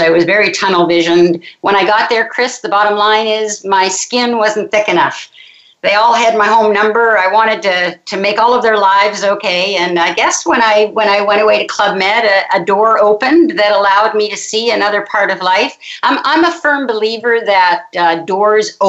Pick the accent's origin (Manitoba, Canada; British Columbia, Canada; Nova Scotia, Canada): Nova Scotia, Canada; Halifax; now in Montreal, Canada; I'm actually from Halifax, Nova Scotia, which is way over in the Eastern Shore. I grew up on the ocean